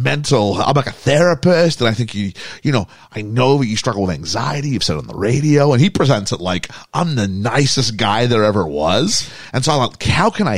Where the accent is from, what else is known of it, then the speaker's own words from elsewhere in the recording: Canada; we're Canadian